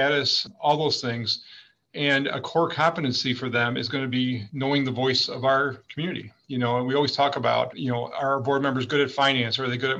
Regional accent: Aurora, Illinois, United States; also born or lived in Iowa; I grew up in Aurora. It's a diverse town

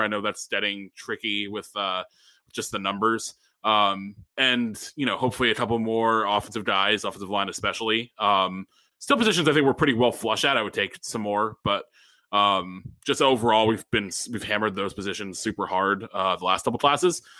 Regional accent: Stamford, Connecticut, United States; one of my local breweries up at my hometown, Half Full in Stamford

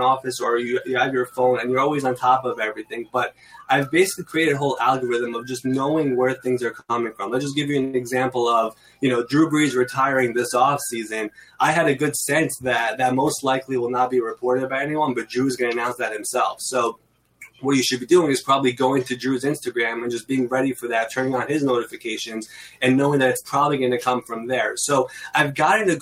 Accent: New York City, New York, United States; I'm from New York. I've been in Queens, New York my entire life, actually.

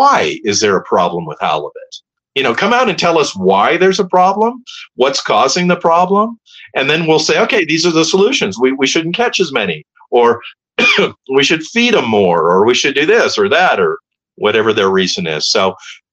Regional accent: Palos Verdes, California, United States; also born or lived in Hermosa Beach, California; when I was a kid, I grew up in Hermosa Beach, and then we moved to Palos Verdes, so I was in the South Bay.

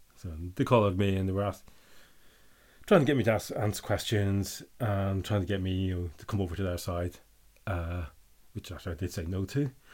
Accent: Northern Ireland, United Kingdom; I'm from Northern Ireland

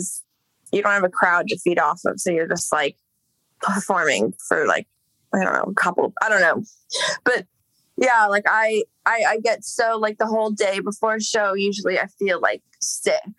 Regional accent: Los Angeles, California, United States; I grew up in Echo Park. I mean, I guess same dish, but that's where I lived from when I was a baby until like 16.

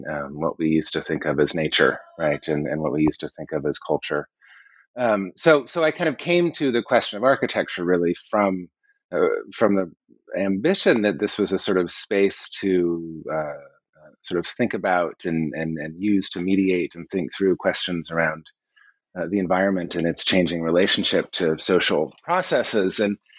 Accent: Colorado, United States; growing up in Colorado in the 1970s and 80s, there were solar houses everywhere.

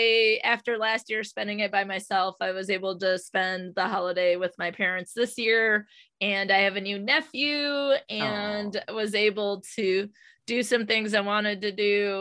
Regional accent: Michigan, United States; I'm from Michigan and it's winter.

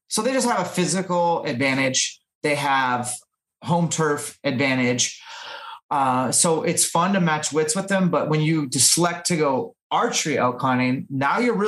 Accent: Washington, United States; in my home state of Washington

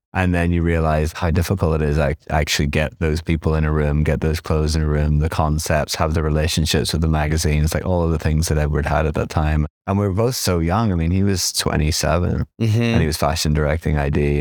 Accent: Belfast, Northern Ireland, United Kingdom; moved away as an adult; also born or lived in Nottingham / London; now in New York, United States; I was born in Belfast. I grew up there in the 80s and 90s

